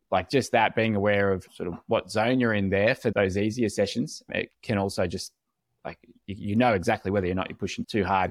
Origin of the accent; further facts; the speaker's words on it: Australia; As an Aussie